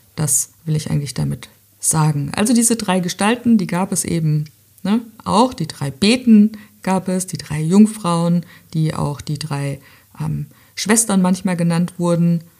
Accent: Southern Germany, Germany; bei uns in Süddeutschland

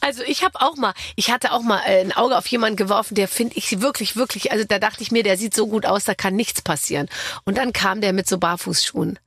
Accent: Gröbenzell, Bavaria, Germany; also born or lived in Munich; in so einem Vorort von München, in Gröbenzell, aber ich war in München in der Schule

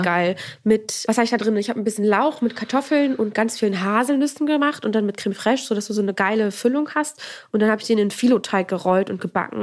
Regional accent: Northern Germany, Germany; Wir kommen beide aus dem Norden

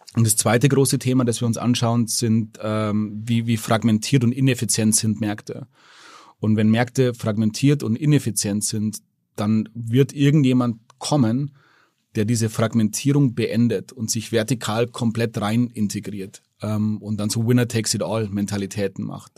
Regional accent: Germany; als Deutscher

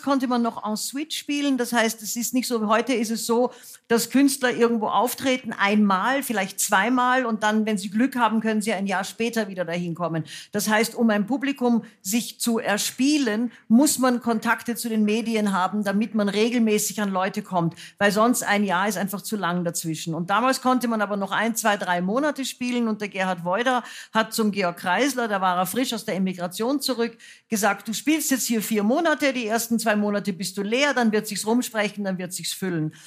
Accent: United States; also born or lived in Vienna, Austria; now in Germany; ich bin als Amerikanerin aufgewachsen, geboren und aufgewachsen

